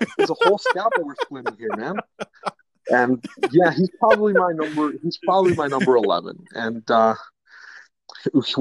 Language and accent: English; Chicago, Illinois, United States; we're from Chicago